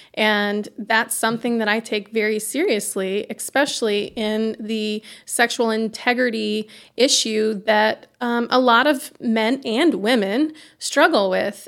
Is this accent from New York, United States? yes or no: no; Iowa, United States; moved away as an adult; now in Pontiac, United States; we're from Iowa